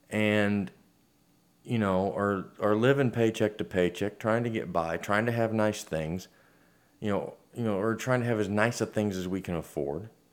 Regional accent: United States; We're American.

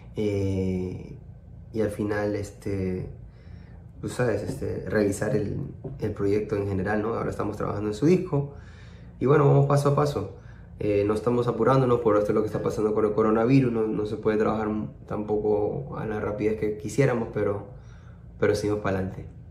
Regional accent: Peru; yo como peruano

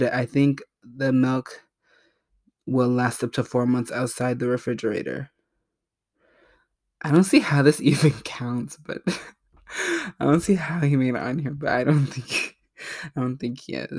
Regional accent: Canada; I am Canadian with government-run healthcare systems. They are provincially run. I moved Providences recently.

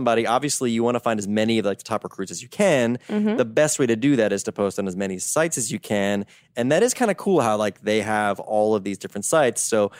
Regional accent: United States; accent: American; people are like, they get excited about my American accent.

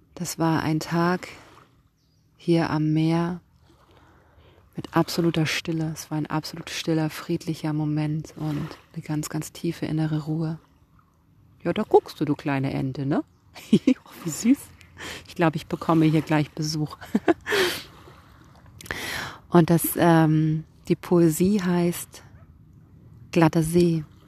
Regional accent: Kiel, Schleswig-Holstein, Germany; ich komme hier aus Kiel und ich bin Lyrikerin

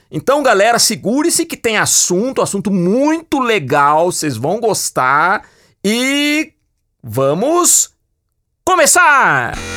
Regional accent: Piracicaba, São Paulo, Brazil; ele tinha um pequeno cinema na cidade que eu nasci, em Piracicaba

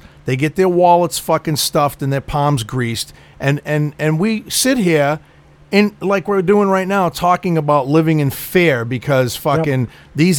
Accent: United States; I'm an American citizen

